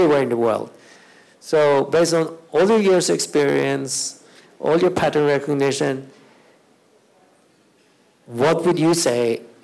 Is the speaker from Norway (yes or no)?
yes; Norway; me that grew up in Norway